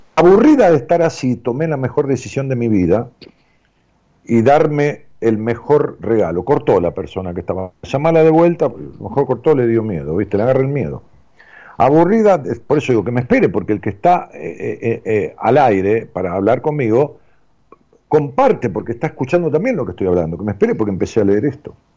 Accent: Florencio Varela, Buenos Aires Province, Argentina; Florencio Varela. Zona

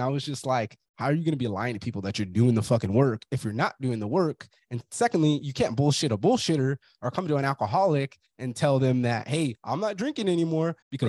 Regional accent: Fresno, California, United States; You're from Brawley, I'm from Fresno. Everybody has that closed mindset.

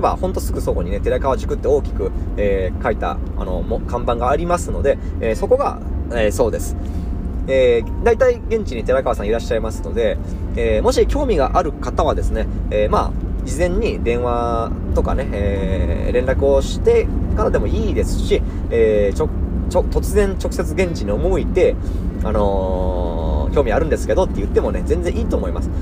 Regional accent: Imabari, Ehime, Japan; 私の地元、今治市、愛媛県今治市

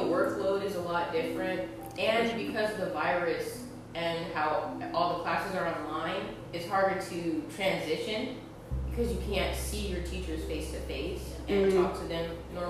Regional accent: Denver, Colorado, United States; moved away as an adult; now in Oklahoma, United States; I'm from Denver, Colorado. I graduate in 2024.

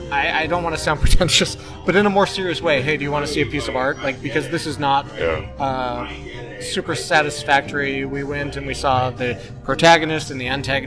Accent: Idaho, United States; I grew up in Idaho. There was cows and nothing

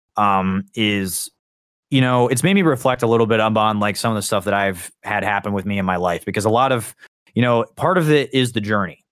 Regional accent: Indiana, United States; I'm from the state of Indiana

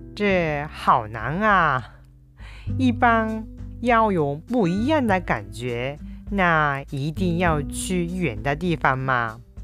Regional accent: Kyushu, Oita, Japan; now in Kobe, Japan; 私の実家は九州の大分で普段住んでいるのは神戸

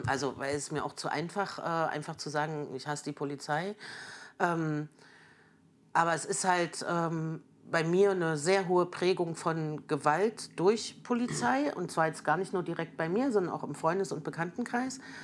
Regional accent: Germany; also born or lived in Erfurt, Thuringia / Merseburg, Saxony-Anhalt / Jena; aufgewachsen in Erfurt und Merseburg bis mhm. zur Wiedervereinigung

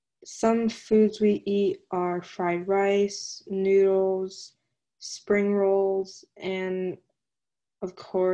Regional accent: New Jersey, United States; also born or lived in Texas; I'm Chinese, and both of my parents are from China. I was born in Texas and moved to New Jersey when I was two.

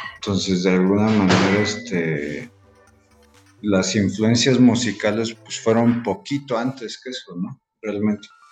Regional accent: Mexico City, Mexico; moved away as an adult; now in Querétaro, Mexico; yo soy de la Ciudad de México. Este, tengo cinco años aquí.

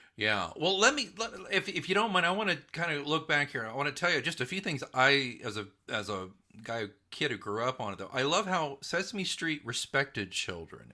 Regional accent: Midwest City, Oklahoma, United States; I grew up in Oklahoma

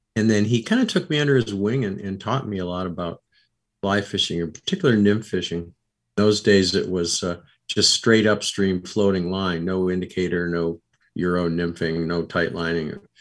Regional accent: Rochester, New York, United States; I grew up in Rochester, New York

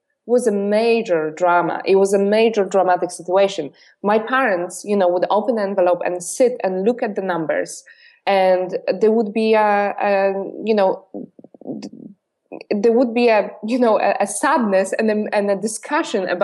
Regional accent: Poland; English is a second language; moved away as an adult; I've been born and raised in Poland. I only lived in Poland when I was 21

